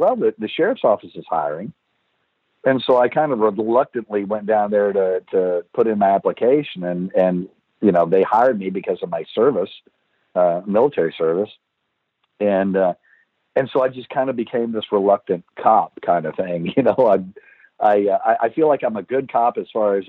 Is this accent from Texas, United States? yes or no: yes; Texas, United States; also born or lived in Kentucky / Louisiana / Georgetown, Texas; I was born in Kentucky. I don't remember anything about Kentucky. We moved to Louisiana and then to Texas